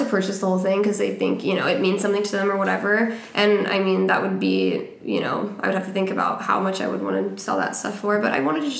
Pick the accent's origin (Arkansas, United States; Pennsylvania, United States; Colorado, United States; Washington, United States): Washington, United States; Tri-City area, Eastern; moved away; I'm from Eastern Washington.